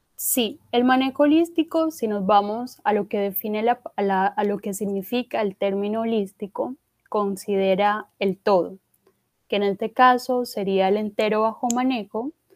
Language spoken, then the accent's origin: Spanish; Corozal, Sucre, Colombia; yo pues soy del departamento de Sucre, de un municipio que se llama Corozal